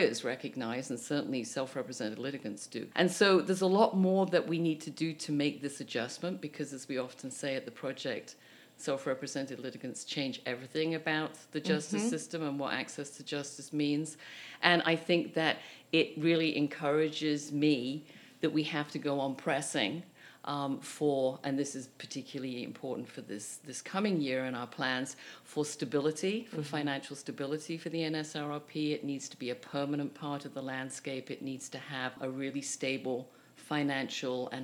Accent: United Kingdom; now in Canada; as a Brit

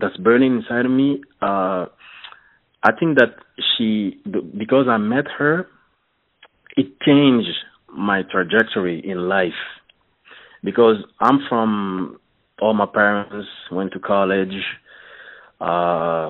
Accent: Montreal, Quebec, Canada; first language French; English is a second language; I'm from Canada, the French part of Canada, Montreal, so my English is not that good, but I think you understand me. I speak French. French is my first language.

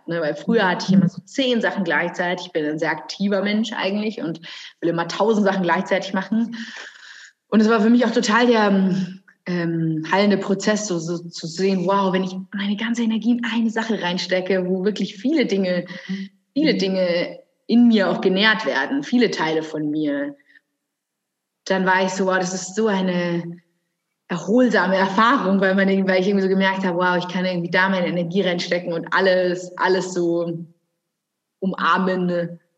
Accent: Bavaria, Germany; also born or lived in Munich / Brazil; genau, also … ähm, ich bin gebürtige Münchnerin, also bin aber dann am Land hier groß geworden

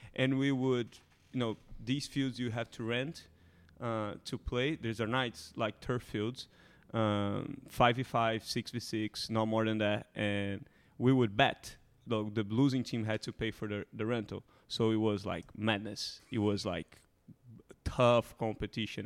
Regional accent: Rio de Janeiro, Brazil; moved away; Rio, my hometown

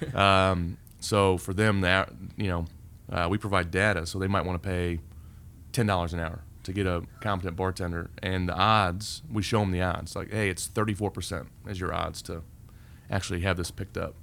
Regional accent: Indianapolis, Indiana, United States; also born or lived in Fort Myers Beach, Florida; now in Indianapolis, United States; I grew up here

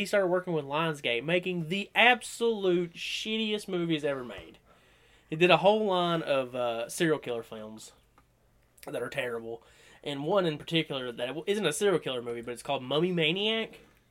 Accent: the South, United States; we're from the South

